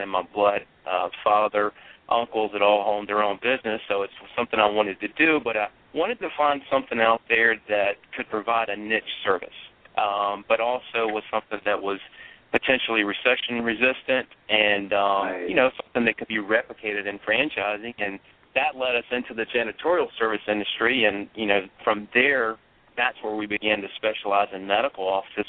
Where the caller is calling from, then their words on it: Columbia, South Carolina, United States; Our corporate office is in Charleston, South Carolina, but I'm actually over in Columbia, South Carolina today meeting with a potential area developer for Charlotte.